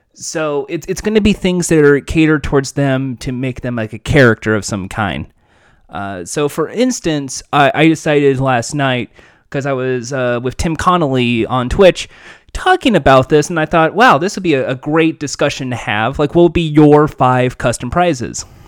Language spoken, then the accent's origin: English; Los Angeles, California, United States; I'm from Los Angeles